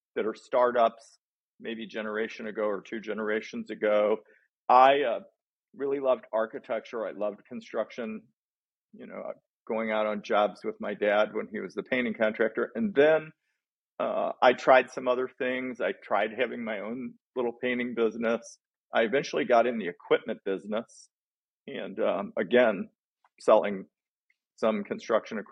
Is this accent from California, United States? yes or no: no; Bridgeton, Missouri, United States; I grew up in a little town outside of St. Louis, actually, where the airport is, in Bridgeton, Missouri